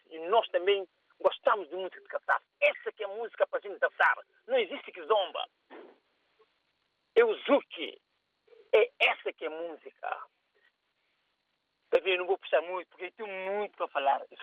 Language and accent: Portuguese; Cape Verde; eu sou cabo-verdiano